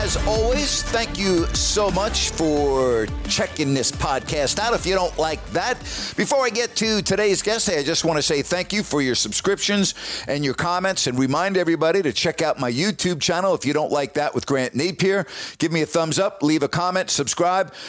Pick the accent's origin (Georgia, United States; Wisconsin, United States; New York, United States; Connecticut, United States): New York, United States; Long Island; moved away as an adult; also born or lived in Bowling Green, Ohio; I grew up in New York on Long Island